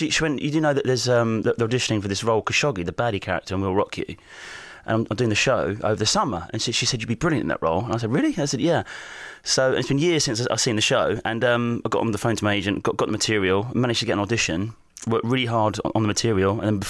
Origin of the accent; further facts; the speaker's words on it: Southend-on-Sea, East of England, United Kingdom; I'm from Southend.